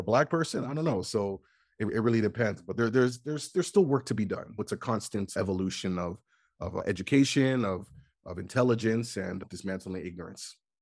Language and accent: English; Canada; when I was younger, growing up in Canada, you know, like, we get winter